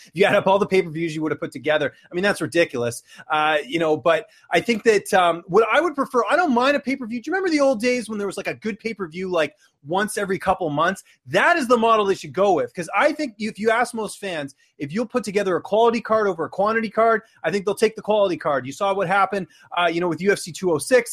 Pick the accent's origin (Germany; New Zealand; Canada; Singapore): Canada; Vancouver, British Columbia; born and raised in Vancouver